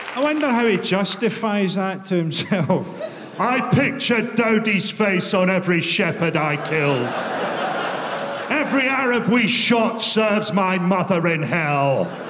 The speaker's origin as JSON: {"language": "English", "town": "Glasgow", "region": "Scotland", "country": "United Kingdom", "said": "I'm from Glasgow"}